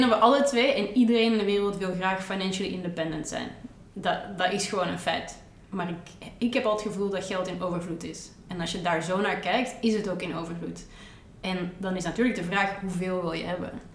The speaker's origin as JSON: {"language": "Dutch", "town": "Antwerp", "region": "Flanders", "country": "Belgium", "tie": "born or raised there", "also_born_or_lived": "Rotterdam, Netherlands", "said": "op mijn zesde ben ik van Rotterdam naar Antwerpen verhuisd"}